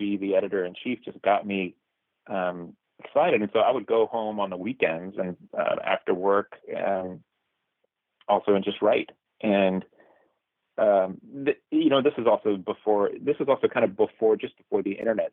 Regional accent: South Texas, United States; moved away; also born or lived in New York; My first scripts were based on my upbringing in South Texas

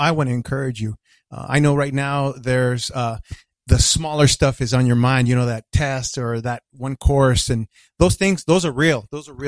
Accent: El Paso, Texas, United States; I was born and raised in El Paso, Texas.

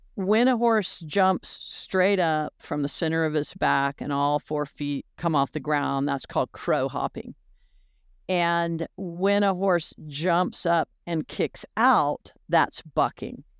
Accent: Florida, United States; growing up in Florida

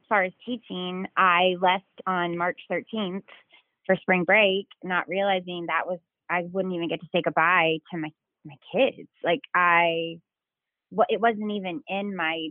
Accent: Broken Arrow, Oklahoma, United States; I grew up in Broken Arrow, Oklahoma

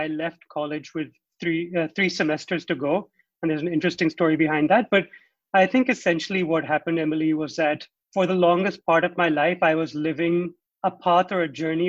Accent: Hong Kong; moved away as an adult; also born or lived in United States; now in New Delhi, India; And a little background about myself. I was born and raised in Hong Kong, where I went to school. I lived there for 20 years. Before going to the US for my undergraduate studies. And now I've been living in New Delhi for about 10 years.

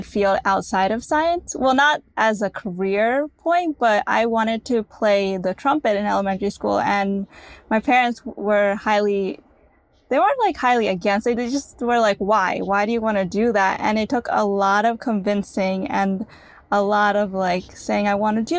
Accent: United States; we're born in America

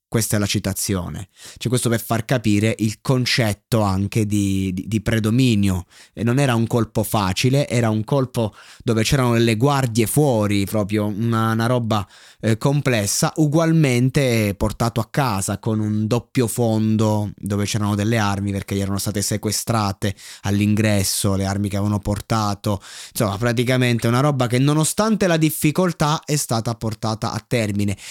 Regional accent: Roseto degli Abruzzi, Abruzzo, Italy; now in Chieti, Italy; io non sono di Pescara, io sono di Roseto che è lì vicino, eh, attualmente tra l'altro spesso vivo a Chieti

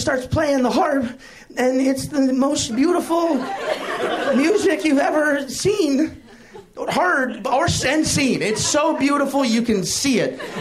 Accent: the South, United States; I grew up in the South

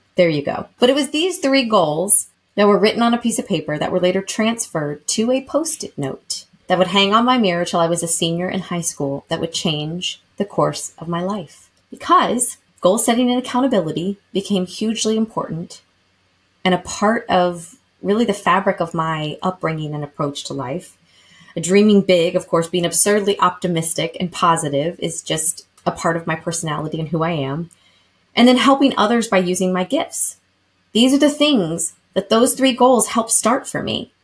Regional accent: Lexington, Kentucky, United States; moved away; growing up in Lexington, Kentucky, shout out to my hometown and home state because I do no longer live there

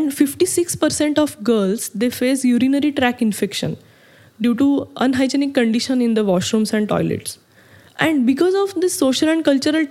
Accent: India; I'm from India, and I'm a mechanical

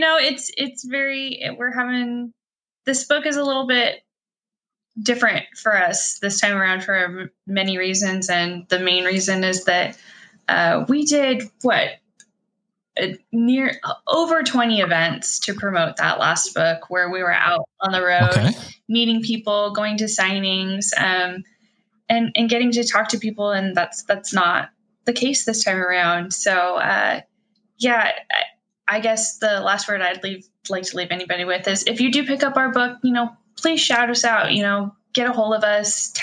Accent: Kirkland, Washington, United States; now in Bellingham, United States; I grew up in Kirkland, so very close to Kenmore

